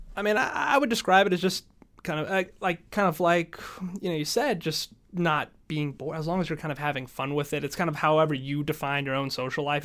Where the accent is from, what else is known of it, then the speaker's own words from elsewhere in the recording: Middle Georgia, United States; now in Atlanta, United States; Georgia, where I'm from